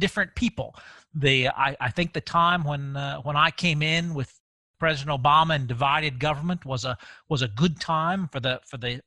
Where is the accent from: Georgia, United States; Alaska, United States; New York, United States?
Georgia, United States; Avondale Estates; I grew up over in DeKalb County, grew up in Avondale, and went over to Marist for high school. And so it's always been home